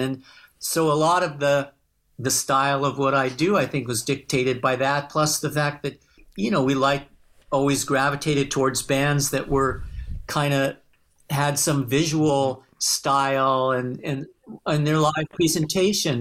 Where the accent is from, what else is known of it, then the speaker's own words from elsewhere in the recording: Los Angeles, California, United States; accent: twang; heard my twang and, uh, oh, where are you from? And I and said Los Angeles.